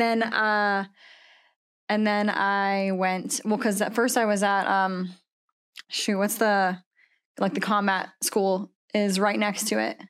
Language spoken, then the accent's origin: English; Washington, United States; moved away as an adult; now in Texas, United States; I'm from Washington State